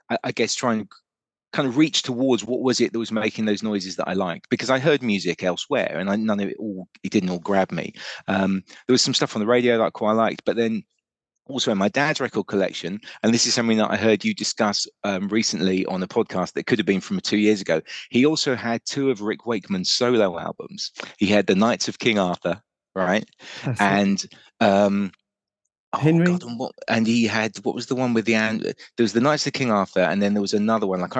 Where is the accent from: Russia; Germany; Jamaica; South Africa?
Germany; moved to um, Germany, so we grew up. I grew up really in Germany.